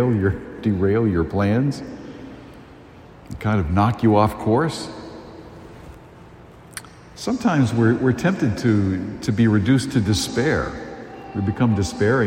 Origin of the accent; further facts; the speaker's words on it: a town along the Cape Cod Canal, Massachusetts, United States; I was very blessed to grow up in a town that was it's right along the Cape Cod Canal